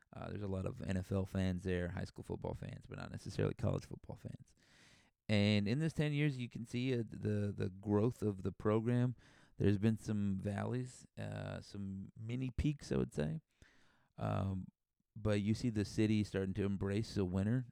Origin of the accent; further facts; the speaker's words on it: San Antonio, Texas, United States; I'm from San Antonio.